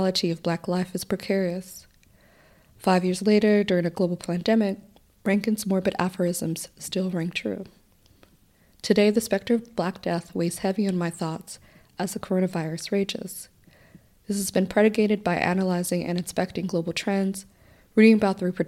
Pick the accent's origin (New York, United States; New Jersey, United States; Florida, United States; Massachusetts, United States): Florida, United States; Miami; I was born and raised in Little Haiti, a neighborhood situated 15 minutes north of downtown Miami